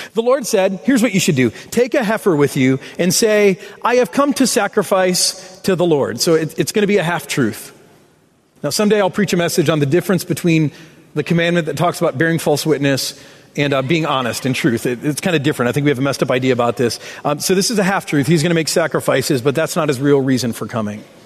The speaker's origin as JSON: {"language": "English", "region": "Michigan", "country": "United States", "said": "I'm from Michigan. We claim road rage as a birthright."}